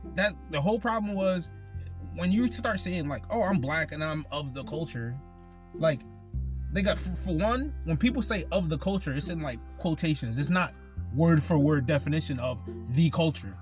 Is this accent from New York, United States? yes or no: no; Connecticut, United States; I'm from Connecticut.